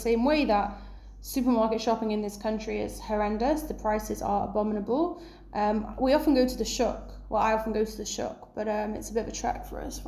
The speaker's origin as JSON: {"language": "English", "region": "England", "country": "United Kingdom", "moved": "yes", "lives_now": "Israel", "said": "I'm from England"}